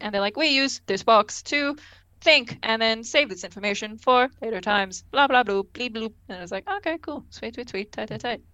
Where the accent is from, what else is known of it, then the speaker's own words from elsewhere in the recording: Australia; I'm Australian, it's fine. We're both Australian